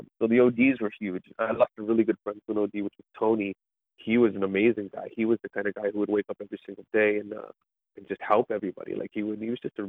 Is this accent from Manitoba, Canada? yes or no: no; Niagara Falls, Ontario, Canada; also born or lived in St. Catharines, Ontario; I was born in Niagara Falls area. So I grew up there till about grade four. No, I think it was grade four. No, grade six, I moved to St. Catharines.